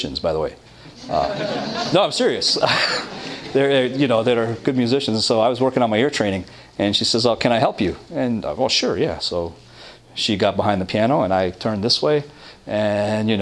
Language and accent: English; Toronto, Ontario, Canada; I come from Toronto